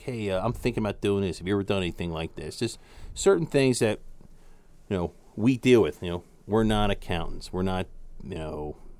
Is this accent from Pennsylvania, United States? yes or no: yes; Jenkintown, Pennsylvania, United States; Jenkintown is the town where the show The Goldbergs takes place.